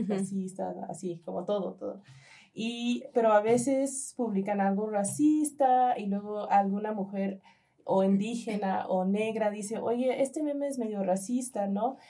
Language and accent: Spanish; United States; now in Mexico; en Estados Unidos, en mi país, más yo nací en Estados Unidos